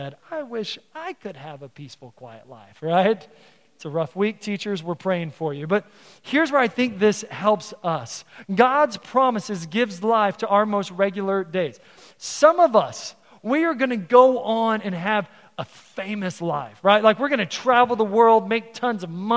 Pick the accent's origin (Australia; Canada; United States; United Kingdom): United States; Texas; now in Council Bluffs, United States; my hometown, the 48th governor of Texas is from my hometown.